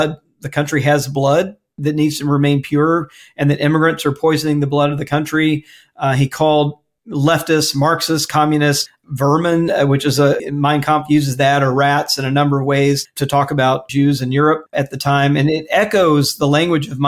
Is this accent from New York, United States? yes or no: no; Mississippi, United States; I grew up in Mississippi